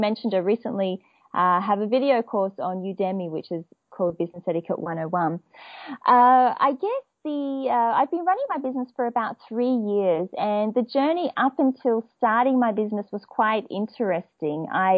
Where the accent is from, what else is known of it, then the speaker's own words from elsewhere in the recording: Perth, Western Australia, Australia; accent: Australian; Okay, so I'm from Perth, and it's in Western Australia, and it's known to be the most isolated city in the world.